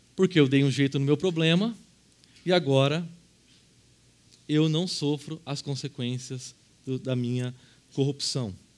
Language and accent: Portuguese; Brazil